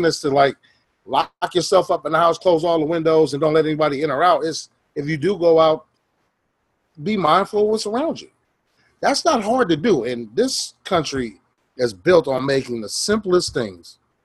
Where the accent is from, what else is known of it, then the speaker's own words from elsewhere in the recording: Oakland, California, United States; me and Dwayne, we grew up out here in Oakland